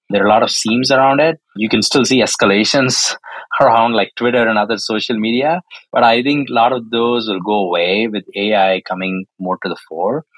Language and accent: English; South India, India; moved away as an adult; now in California, United States; I was born and raised in India, more specifically the southern part of India